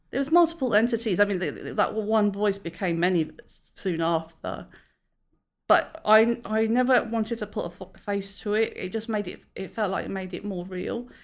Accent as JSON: {"language": "English", "region": "London", "country": "United Kingdom", "moved": "yes", "lives_now": "Great Yarmouth, United Kingdom", "said": "I'm originally a Londoner, but I live in Great Yarmouth"}